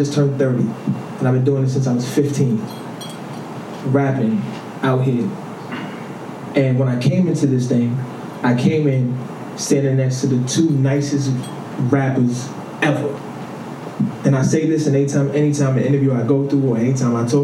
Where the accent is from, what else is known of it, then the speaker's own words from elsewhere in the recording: New York City, New York, United States; also born or lived in Rock Hill, South Carolina; I'm from Harlem